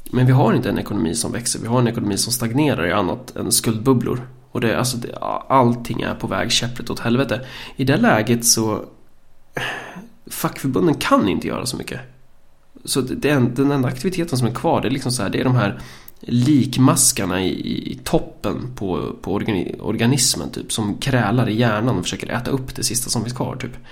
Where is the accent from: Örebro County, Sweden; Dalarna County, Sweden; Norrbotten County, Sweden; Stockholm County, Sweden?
Örebro County, Sweden; vi kommer från Närke.